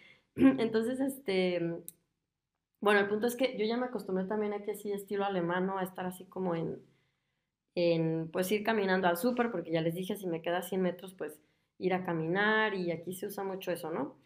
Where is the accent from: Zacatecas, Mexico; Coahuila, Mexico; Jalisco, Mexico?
Jalisco, Mexico; Guadalajara; moved away as an adult; now in Germany; yo soy de, de Guadalajara, pues es una ciudad grande, es de las ciudades más grandes de, de, México